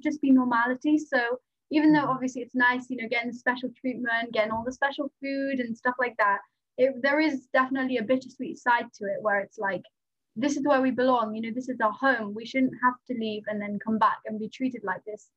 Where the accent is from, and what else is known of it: Wales, United Kingdom; first language Nepali; English is a second language